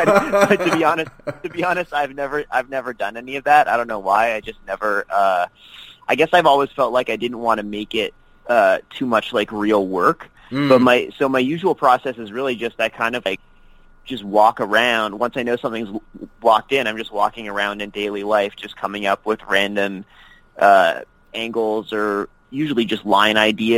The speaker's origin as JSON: {"language": "English", "country": "Canada", "said": "turned it into a joke about me being Canadian and not knowing football"}